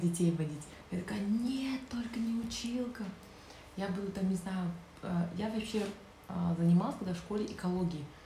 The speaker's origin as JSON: {"language": "Russian", "town": "Zhanaozen", "region": "Mangystau Region", "country": "Kazakhstan", "tie": "born or raised there", "said": "Я же родом с Жанаузина"}